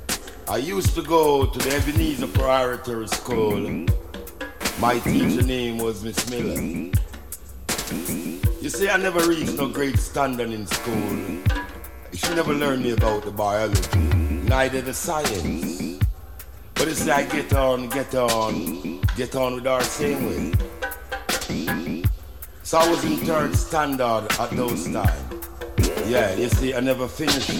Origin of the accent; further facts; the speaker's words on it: Kingston, Jamaica; also born or lived in Spanish Town, Jamaica; I was born in San Diego de la Vega, a place called Spanish Town, you see? So I happened to grow in Kingston Town